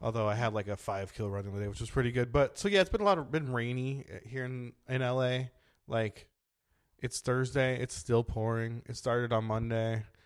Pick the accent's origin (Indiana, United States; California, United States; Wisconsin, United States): California, United States; San Diego; I'm from San Diego, but yeah, Southern California.